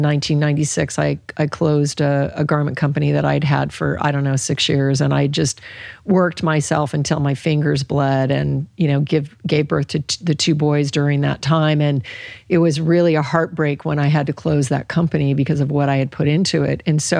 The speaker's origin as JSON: {"language": "English", "region": "Alaska", "country": "United States", "tie": "born or raised there", "said": "And I grew up in Alaska. There were hardly any vegetables, in the long winters."}